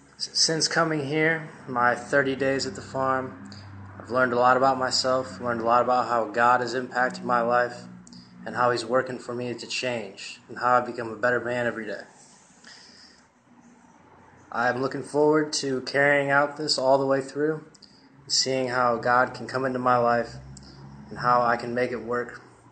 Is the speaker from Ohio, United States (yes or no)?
yes; Tiffin, Ohio, United States; I'm from Tiffin, Ohio.